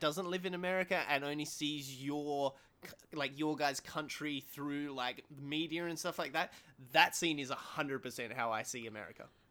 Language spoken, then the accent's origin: English; Australia; as an Australian